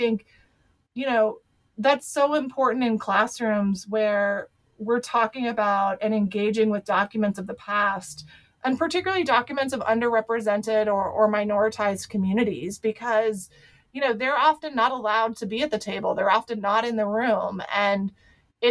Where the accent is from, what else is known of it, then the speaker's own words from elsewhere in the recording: Ohio, United States; I was raised in Ohio.